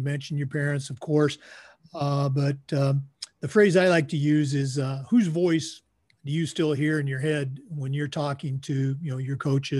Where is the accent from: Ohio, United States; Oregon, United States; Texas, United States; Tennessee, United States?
Oregon, United States; My wife and I were both born and raised in Oregon, and I grew up a Duck fan.